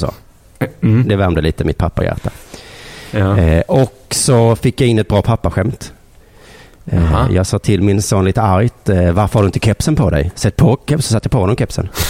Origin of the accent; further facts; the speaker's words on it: Lund, Skåne, Sweden; also born or lived in Malmö; Jag bor i Lund